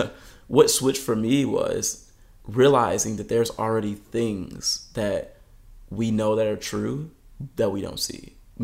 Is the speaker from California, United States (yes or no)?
yes; California, United States; now in Michigan, United States; But it's crazy because I came from Southern California and now all my neighbors are driving.